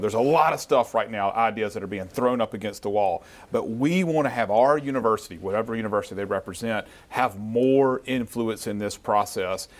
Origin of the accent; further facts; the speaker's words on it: Yazoo City, Mississippi, United States; as I was a little boy growing up in Yazoo City